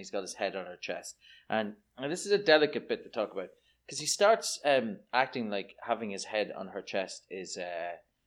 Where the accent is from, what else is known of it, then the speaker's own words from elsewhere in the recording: Ireland; I'm Irish.